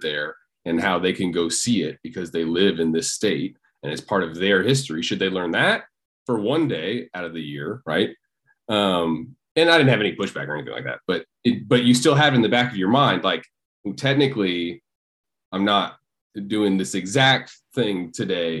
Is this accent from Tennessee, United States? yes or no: yes; Tennessee, United States; I'm from Tennessee